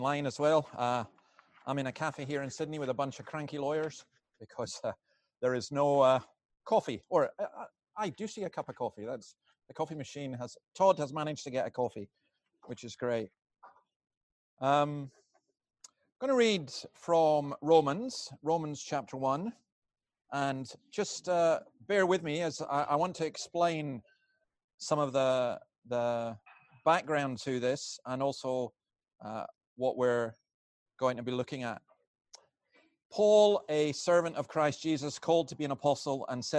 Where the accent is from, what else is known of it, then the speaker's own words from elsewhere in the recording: Scotland, United Kingdom; I'm a Scottish Presbyterian minister